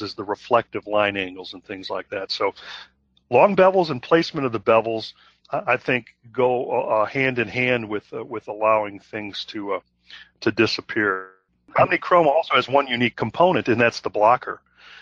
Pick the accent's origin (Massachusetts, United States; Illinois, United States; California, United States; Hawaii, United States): Illinois, United States; Chicago; I'm from Chicago